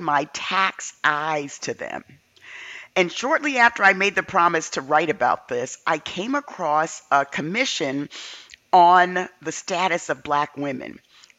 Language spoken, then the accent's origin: English; New York City, New York, United States; Growing up in the South Bronx